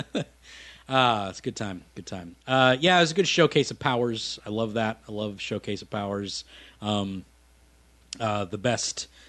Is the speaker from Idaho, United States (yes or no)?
no; Minnesota, United States; I'm from Minnesota